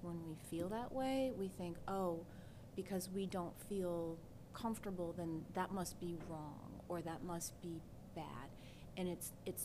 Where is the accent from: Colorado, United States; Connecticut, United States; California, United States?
Colorado, United States; moved away; also born or lived in the South; I was born in the South, but my formative years were in Colorado